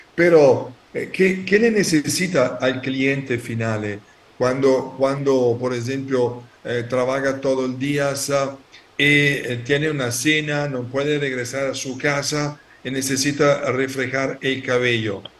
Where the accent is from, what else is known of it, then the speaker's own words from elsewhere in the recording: Italy; Spanish is a second language; yo soy italiano